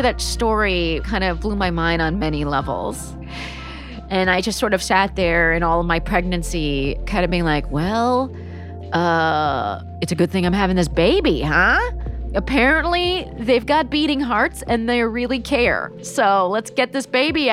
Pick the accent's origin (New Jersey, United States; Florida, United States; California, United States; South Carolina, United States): California, United States; Palm Springs; I grew up in Palm Springs, California, which is in fact a resort town